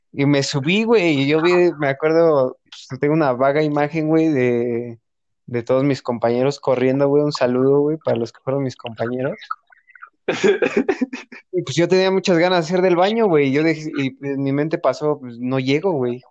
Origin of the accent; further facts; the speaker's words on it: Toluca, State of Mexico, Mexico; nosotros somos del Estado de México, De Toluca